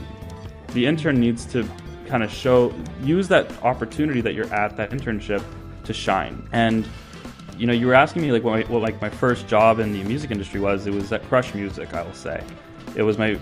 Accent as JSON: {"language": "English", "country": "Canada", "also_born_or_lived": "New York / United Kingdom", "said": "when I was just from Canada"}